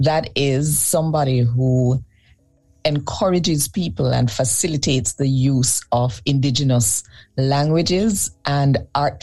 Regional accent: Kingston, Jamaica; I was born in Kingston, Jamaica.

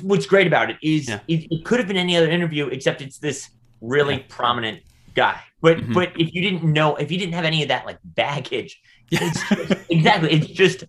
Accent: California, United States; also born or lived in New York; it was cool for me as a as a Californian and New Yorker

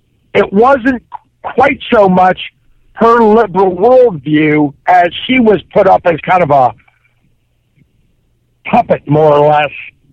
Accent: Cincinnati, Ohio, United States; now in Hillsboro, United States; I grew up in Cincinnati.

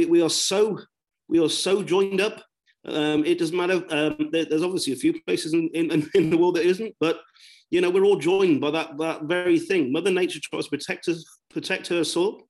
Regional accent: southwest of the UK, South West England, United Kingdom; accent: broad southwest; I am from the southwest of the UK and rather broad accent

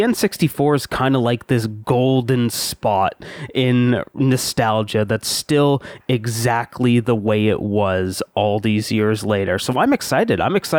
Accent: London, Ontario, Canada; I'm from London, Ontario, Canada.

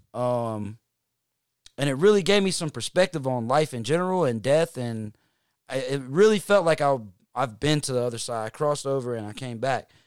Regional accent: Hickory, North Carolina, United States; now in Atlanta, United States; I'm from Hickory, North Carolina.

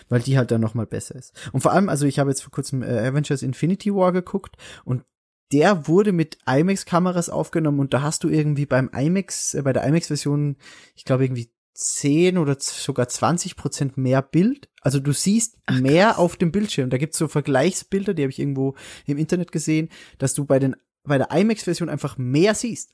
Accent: Salzburg, Austria; bei, bei uns in Salzburg

